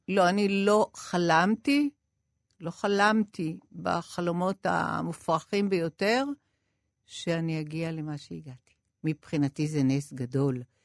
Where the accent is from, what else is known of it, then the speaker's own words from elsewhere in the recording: Israel; also born or lived in Paris, France; אני גדלתי כצברית, כולם דיברו כצברים